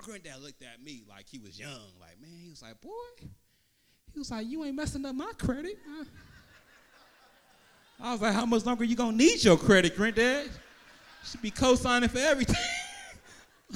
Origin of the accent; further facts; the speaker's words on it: Vallejo, California, United States; I'm originally from Vallejo